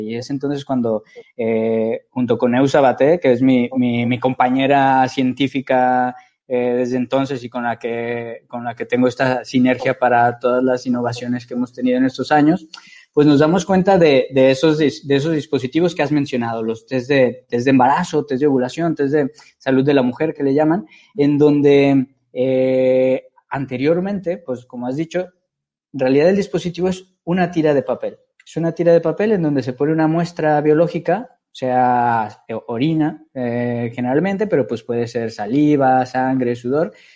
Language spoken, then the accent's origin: Spanish; Guadalajara, Jalisco, Mexico; moved away as an adult; also born or lived in Monterrey; now in Barcelona, Spain; soy mexicano, soy, soy de Guadalajara